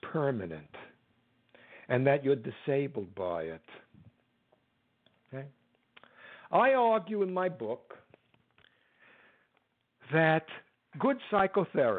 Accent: United States; I'm an American

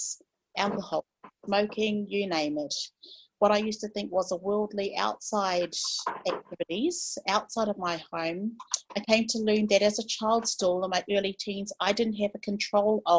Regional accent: New Zealand; I am from New Zealand. I'm New Zealand Maori.

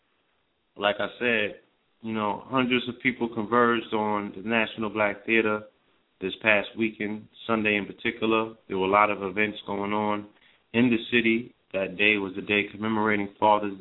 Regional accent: New York, United States; moved away; being a New Yorker

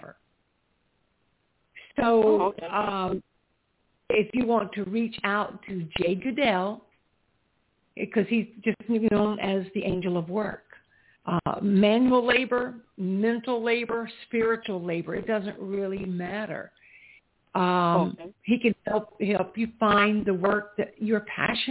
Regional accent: South Carolina, United States; where I grew up in South Carolina

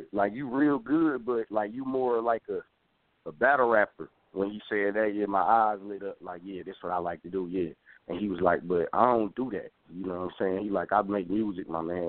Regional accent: Detroit, Michigan, United States; moved away; also born or lived in New Jersey; I'm from Detroit

